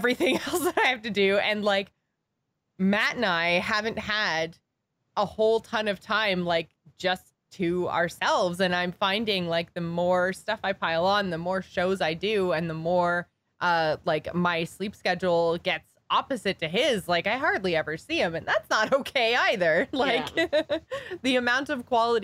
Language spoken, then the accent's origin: English; Canada; we're Canadian